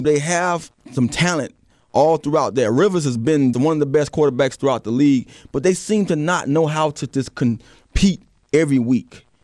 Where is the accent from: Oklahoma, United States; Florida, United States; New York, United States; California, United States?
Florida, United States; Miami; I'm from Miami